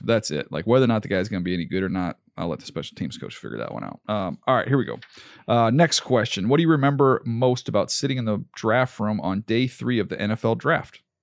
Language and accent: English; San Diego, California, United States; moved away as an adult; also born or lived in Northeast Louisiana; I grew up in San Diego